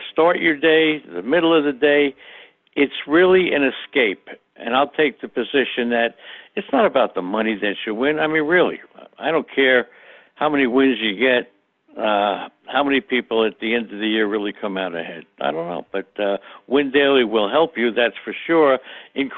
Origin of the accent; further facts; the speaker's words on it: New York City, New York, United States; I grew up in Queens, New York, with the Dodgers, the Giants, and the Yankees in my blood in the 1950s